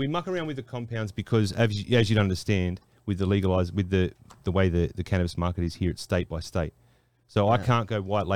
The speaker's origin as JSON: {"language": "English", "town": "Sydney", "region": "New South Wales", "country": "Australia", "tie": "born or raised there", "said": "I'm from Western Sydney, from Australia. Like I grew up with all my mates are Samoans"}